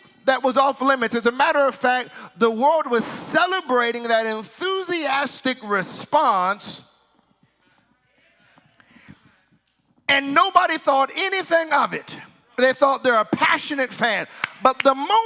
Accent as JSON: {"language": "English", "country": "United States", "moved": "yes", "said": "I'm from the States"}